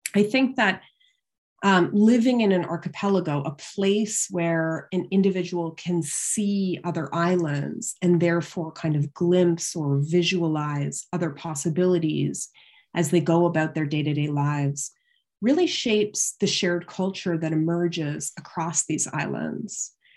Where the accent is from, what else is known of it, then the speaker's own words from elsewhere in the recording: London, Ontario, Canada; also born or lived in Toronto; I grew up in London, Ontario, uh, which is just across the border from Syracuse in Canada